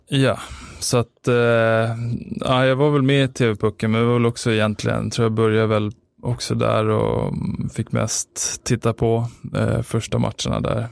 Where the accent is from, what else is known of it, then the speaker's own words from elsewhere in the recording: Stockholm, Stockholm County, Sweden; Spånga, född, eller född är jag väl inte, men uppväxt i Spånga